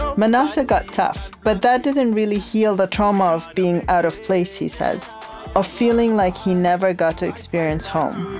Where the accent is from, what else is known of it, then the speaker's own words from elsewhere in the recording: Khartoum, Sudan; now in Charlottesville, United States; I come from Khartoum, the capital city of Sudan